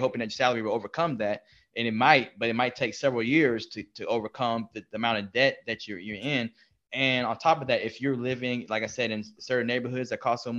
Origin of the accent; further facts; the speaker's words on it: Texas, United States; We are from Texas